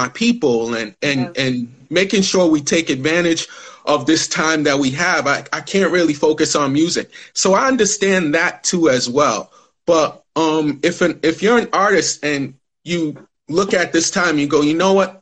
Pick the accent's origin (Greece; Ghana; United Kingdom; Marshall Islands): Ghana; I'm Ghanaian